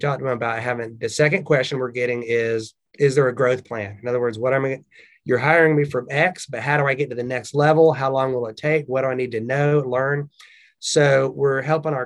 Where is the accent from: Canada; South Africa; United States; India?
United States; the South, Southern United States; accent: Southern; That was my Southern accent right there.